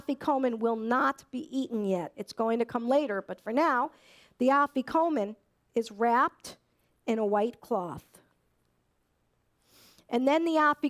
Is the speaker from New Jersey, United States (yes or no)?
no; Hartford, Connecticut, United States; those of us who are from the Northeast, I'm from Hartford, Connecticut